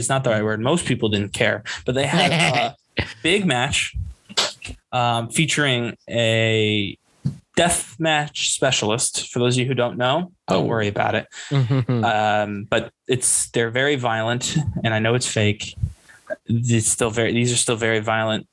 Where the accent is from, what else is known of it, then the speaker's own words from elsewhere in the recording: United States; we're both from the United States.